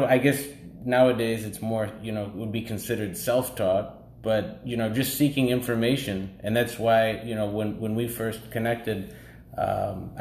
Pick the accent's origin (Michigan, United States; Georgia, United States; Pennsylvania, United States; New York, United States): Michigan, United States; Detroit; now in Los Angeles, United States; Originally born and raised in Detroit